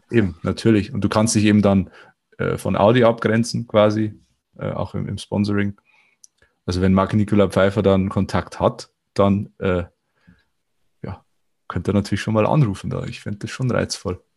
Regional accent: Viechtach, Bavaria, Germany; aus meiner Heimatstadt Fichtach

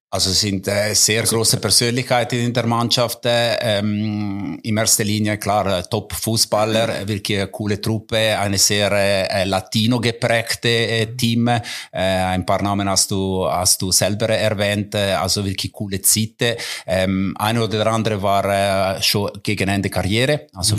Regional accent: Mendrisio, Ticino, Switzerland; German is a second language; moved away; also born or lived in German-speaking Switzerland / Coldrerio; meine Heimat. Auch wenn ich mittlerweile mehr Jahre in der Deutschschweiz bin als in Tessin.

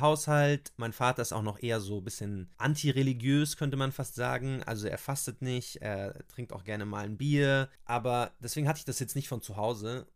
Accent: Germany; bei uns in Deutschland

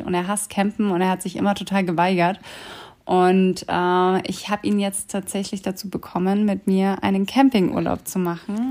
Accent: Germany; wir kommen eben aus Deutschland

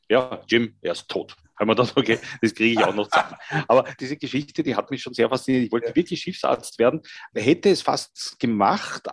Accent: Vienna, Austria; als Österreicher, Wiener und zur Hälfte meiner Familie auch äh, Salzburger

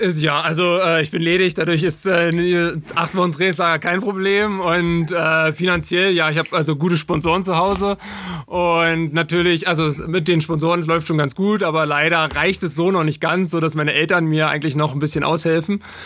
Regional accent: Altmark, Saxony-Anhalt, Germany; also born or lived in Magdeburg; ich komme aus Sachsen-Anhalt, aus der Altmark ursprünglich und äh, bin mit 15 äh, Jahren auf die Sportschule gegangen nach Magdeburg

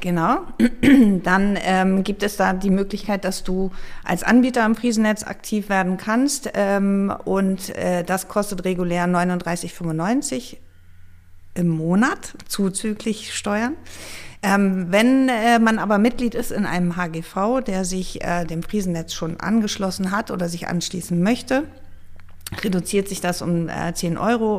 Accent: Flensburg, Schleswig-Holstein, Germany; moved away as an adult; also born or lived in Munich / Hamburg; now in North Frisia, Germany; Gebürtig bin ich sogar aus Nordfriesland

